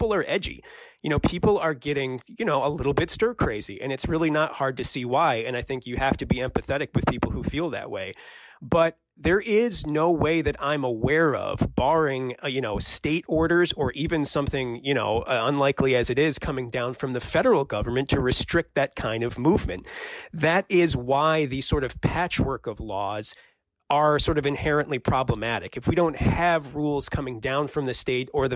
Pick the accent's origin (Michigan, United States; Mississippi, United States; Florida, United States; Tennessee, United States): Michigan, United States; moved away; my home state of Michigan